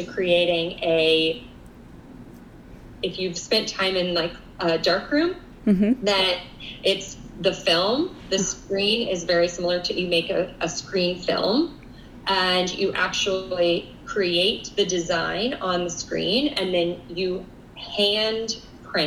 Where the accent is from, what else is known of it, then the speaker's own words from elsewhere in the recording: Colorado, United States; now in New York City, United States; I grew up in Colorado